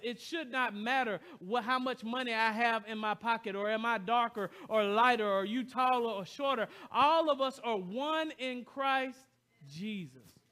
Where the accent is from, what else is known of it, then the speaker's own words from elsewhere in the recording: the South, United States; now in Royal Oak, United States; I came from the heart of the South.